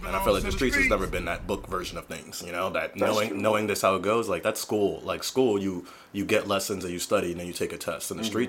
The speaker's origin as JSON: {"language": "English", "town": "Camden", "region": "New Jersey", "country": "United States", "tie": "born or raised there", "said": "I grew up in Camden, that just, like, connects right across from Ben Franklin."}